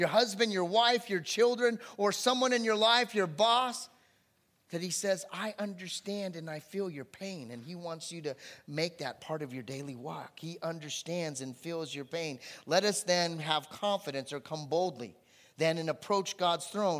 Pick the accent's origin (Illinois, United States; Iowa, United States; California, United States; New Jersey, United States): California, United States; Anaheim; moved away; also born or lived in Santa Barbara; I'm from Anaheim. I grew up in Anaheim, born in Santa Barbara, got transported to Anaheim